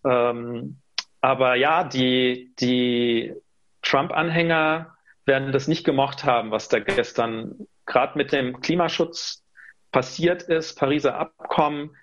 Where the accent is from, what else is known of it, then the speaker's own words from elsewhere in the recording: Rhineland-Palatinate, Germany; Ich bin stolzer Pfälzer